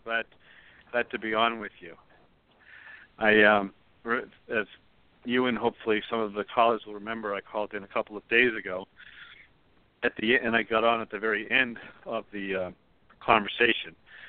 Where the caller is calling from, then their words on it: Pennsylvania, United States; Hi, Michael. It's … from Pennsylvania.